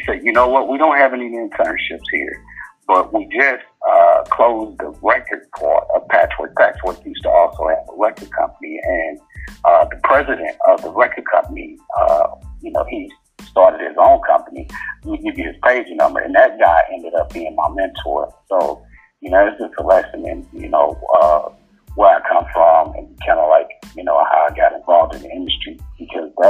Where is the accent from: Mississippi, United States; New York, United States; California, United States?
Mississippi, United States; North; moved away as an adult; now in Atlanta, United States; I grew up in North Mississippi.